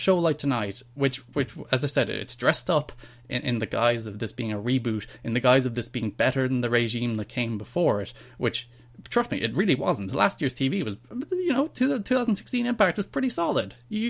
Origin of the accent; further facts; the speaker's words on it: Ireland; I'm Irish.